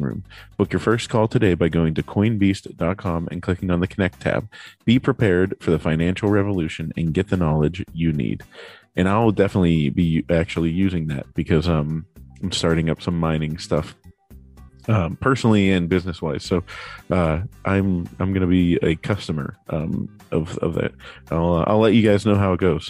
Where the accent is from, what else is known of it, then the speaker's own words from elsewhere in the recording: Pittsburgh, Pennsylvania, United States; born and raised in Pittsburgh